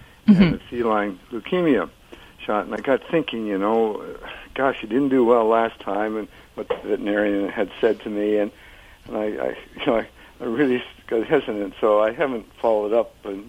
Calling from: Sarasota, Florida, United States; Sarasota, Florida.

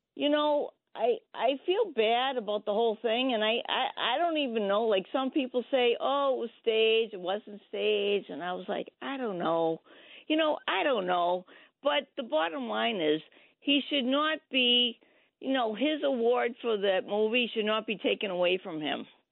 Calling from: Ipswich, Massachusetts, United States; calling from Ipswich, Massachusetts

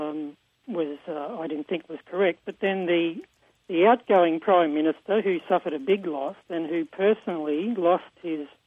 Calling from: Queensland, Australia; I'm calling from Queensland, Australia

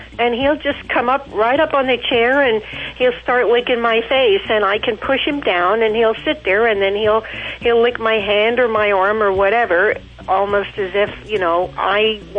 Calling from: Hamburg, Pennsylvania, United States; Hamburg, Pennsylvania.

